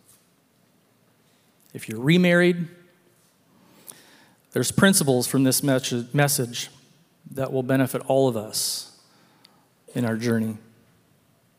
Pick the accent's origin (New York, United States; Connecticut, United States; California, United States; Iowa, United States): California, United States; Elk Grove; I grew up in Northern California. Went to a high school called Elk Grove High School